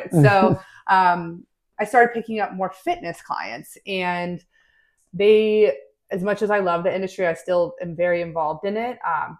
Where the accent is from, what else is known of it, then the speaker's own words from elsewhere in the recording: State College, Pennsylvania, United States; moved away as an adult; also born or lived in Washington, D.C.; now in Charleston, United States; So I'm originally from the Northeast, State College, Pennsylvania. Yep. My whole family was there, multi-generational Penn Staters.